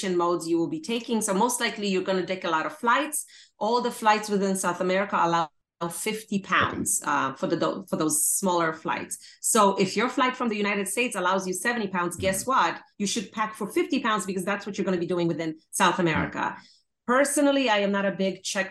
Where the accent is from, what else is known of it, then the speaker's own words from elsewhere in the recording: Poland; moved away; I'm originally from Poland